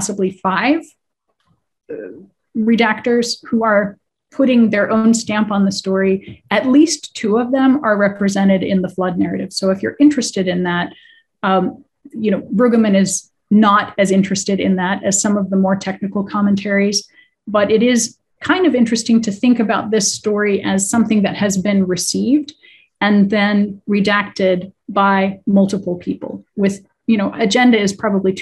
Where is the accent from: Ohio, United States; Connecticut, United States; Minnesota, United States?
Ohio, United States; Cincinnati; my hometown